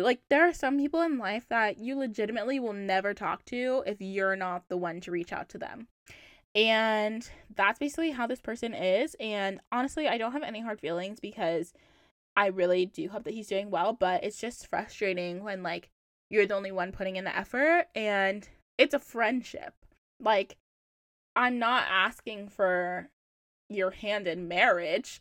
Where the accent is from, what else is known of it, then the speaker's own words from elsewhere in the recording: Charlotte, North Carolina, United States; moved away as an adult; now in Boston, United States; I'm from Charlotte. Like I love Charlotte. I rep Charlotte so hard. Obviously, I moved from Charlotte